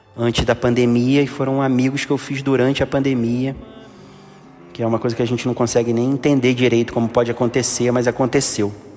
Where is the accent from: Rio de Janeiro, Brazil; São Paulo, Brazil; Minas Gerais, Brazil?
Rio de Janeiro, Brazil; also born or lived in Gávea, Rio de Janeiro; que eu era de Copacabana, sempre estudei na Gávea, sempre tive amigos na Gávea, mas morava em Copacabana e quando eu casei que eu vim morar na Gávea.